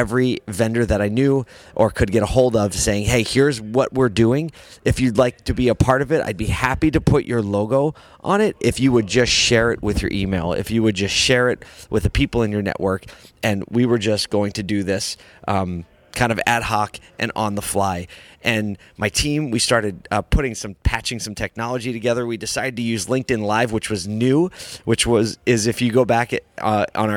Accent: Philadelphia, Pennsylvania, United States; in Philadelphia, my hometown

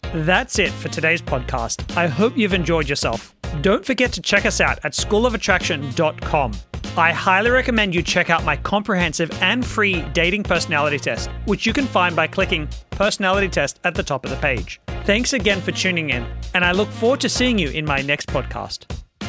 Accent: Australia; I'm Australian

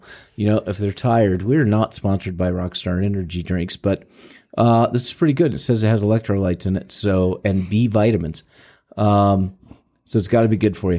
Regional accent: St. Louis, Missouri, United States; moved away; I'm from Saint Louis

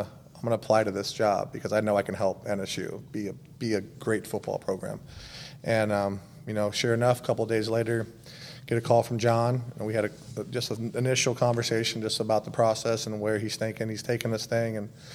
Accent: West Coast, United States; moved away as an adult; also born or lived in Texas / Arizona / Cleveland, Ohio / Atlanta, Georgia; now in Tahlequah, United States; I'm obviously born and raised on the West Coast, but I've lived a bunch of different places in Texas, in Arizona, in Cleveland, Ohio, in Atlanta, Georgia.

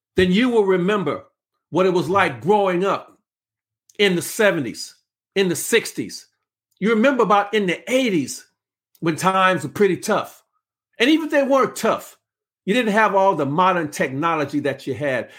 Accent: Los Angeles, California, United States; I'm from South Central Los Angeles

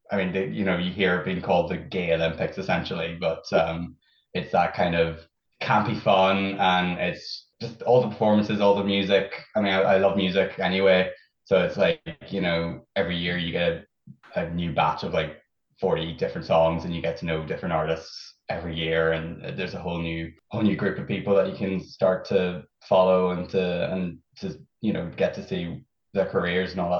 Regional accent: Fermanagh, Northern Ireland, United Kingdom; now in Belfast, United Kingdom; I'm not even from Belfast originally. I'm from Fermanagh, like.

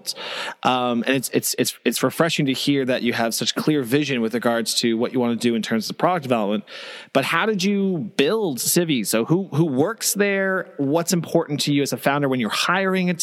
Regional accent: Canada; I'm Canadian, so I'm not American

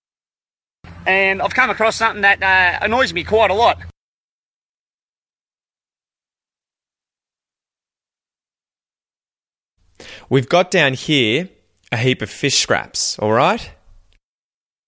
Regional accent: Australia; accent: Australian; my accent

